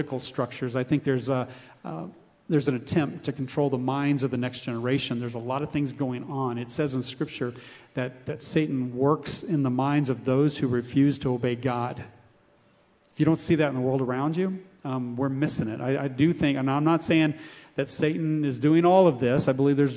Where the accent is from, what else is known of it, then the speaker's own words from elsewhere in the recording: United States; As Americans, we're raised with this individualism